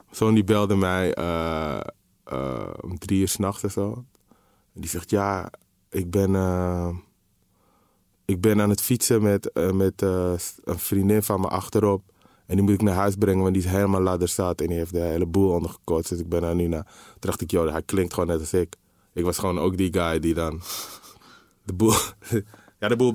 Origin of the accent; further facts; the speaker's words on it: Amsterdam, North Holland, Netherlands; de, de, plek waar ik ben opgegroeid was in de jaren 80, 90 gewoon een andere plek dan het nu is, zeg maar. Het was gewoon minder... Eh, de Belmer, Zuidoost